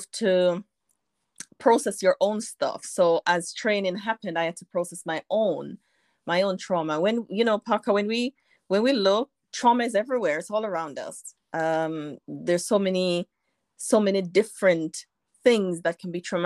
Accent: Jamaica; now in United Kingdom; though I live in the UK, I'm from Jamaica

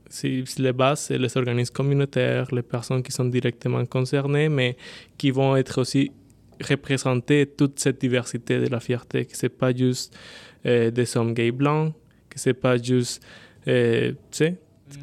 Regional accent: Bogotá, Colombia; French is a second language; moved away as an adult; now in Quebec, Canada; originaire de la Colombie. J'ai 29 ans, je suis né à Bogota et je suis arrivé au Québec il y a 6 ans.

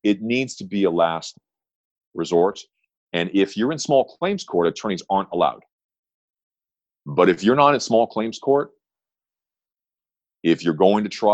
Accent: Southern California, United States; I grew up on the waves of Southern California, and I'm happy to be home

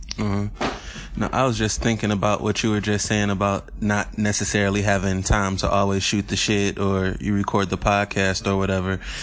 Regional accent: Detroit, Michigan, United States; I grew up in Corktown. So that's one of my favorite neighborhoods over there, right in the Michigan and Trumbull area

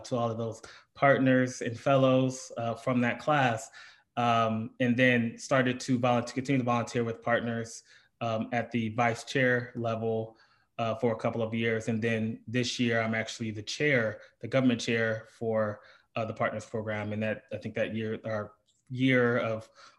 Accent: Lorain, Ohio, United States; moved away; I am from Lorain, Ohio, which is about 40 minutes west of Cleveland. Born and raised there

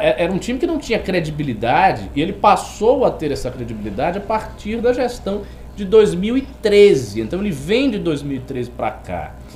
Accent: Bahia, Brazil; como bom baiano que sou. Eu tenho a licença da baianidade.

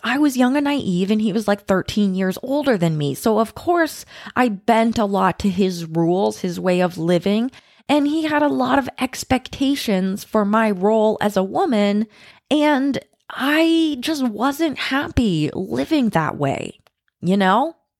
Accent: United States; moved away; I'm American

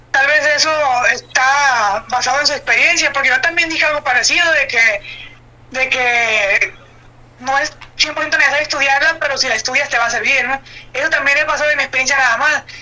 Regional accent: Mexico

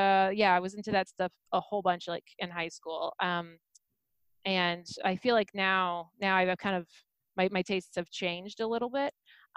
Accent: St. Louis, Missouri, United States; now in Chicago, United States; I grew up in St. Louis, Missouri, in a very conservative, very sheltered household

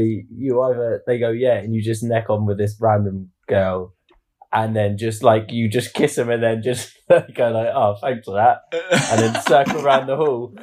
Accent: Portsmouth, South East England, United Kingdom; moved away; I'm from Portsmouth originally, so in the city of Portsmouth

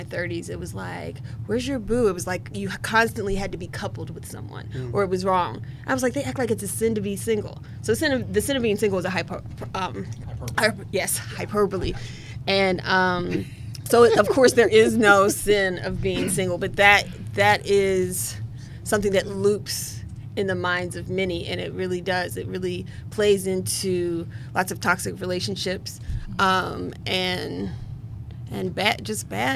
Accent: West Virginia, United States; moved away as an adult; now in Washington, D.C., United States; I'm a West Virginia native, and I'm a D.C. resident, Washington, D.C. resident.

